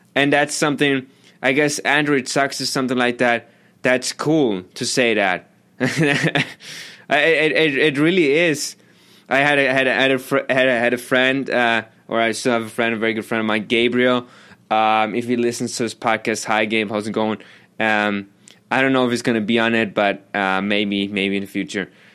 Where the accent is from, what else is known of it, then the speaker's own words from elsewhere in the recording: Germany; moved away; I grew up in Germany